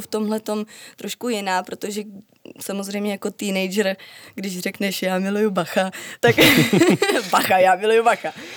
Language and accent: Czech; Czechia; jsem Češka